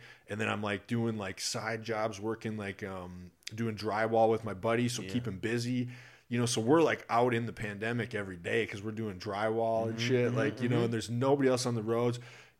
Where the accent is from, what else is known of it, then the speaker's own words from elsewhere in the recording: Iowa, United States; moved away; So I'm originally from Iowa